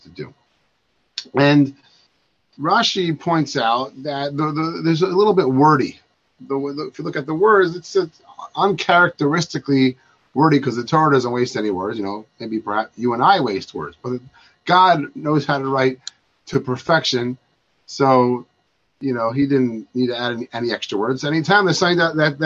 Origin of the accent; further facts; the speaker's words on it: Baltimore, Maryland, United States; I'm from Baltimore